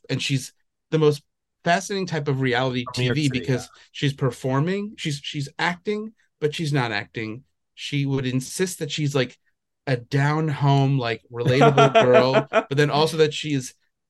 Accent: Long Island, New York, United States; I'm from Long Island.

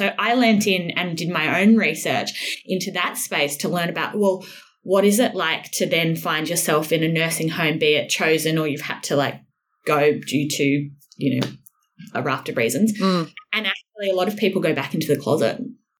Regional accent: Sydney, New South Wales, Australia; lives actually close to where I grew up in Avalon, mm-hmm. Sydney, New South Wales.

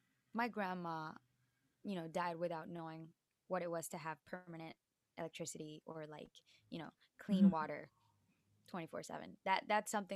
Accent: La Guajira, Colombia; moved away as an adult; also born or lived in Boston; now in New York, United States; people can confuse my accent from there as well. And even more, I grew up speaking English because my dad worked for a mining company

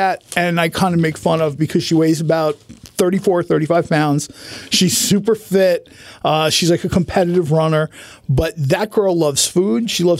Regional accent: Manahawkin, New Jersey, United States; Manahawkin is my hometown.

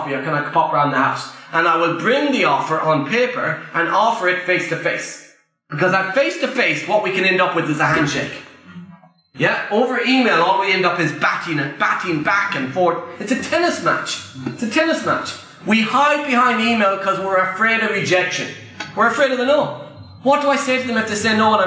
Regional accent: Ireland; I'm Irish, English is my second language

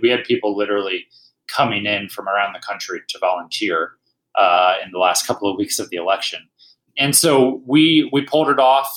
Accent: Dayton, Ohio, United States; moved away as an adult; now in Colorado, United States; I'm originally from Ohio, from Dayton, Ohio

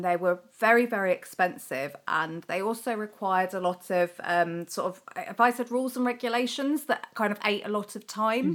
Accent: United Kingdom; we're terribly British

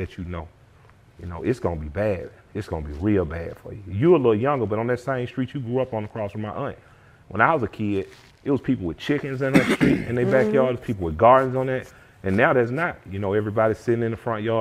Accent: Atlanta, Georgia, United States; I'm from the West Side

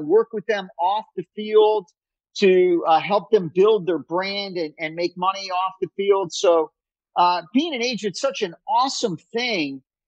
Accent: Miami, Florida, United States; Growing up in Miami, I didn't get married till my mid-40s.

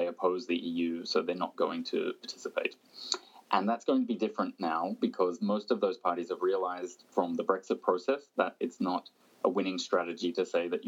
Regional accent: Australia; moved away; my home country, Australia

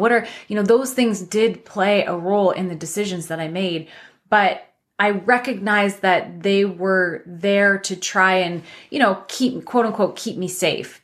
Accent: London, Ontario, Canada; my hometown of London, Ontario

